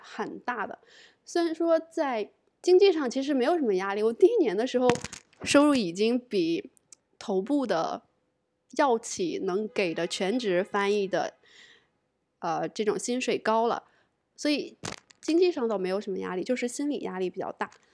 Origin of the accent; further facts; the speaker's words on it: China; 我是中国人，做中译英的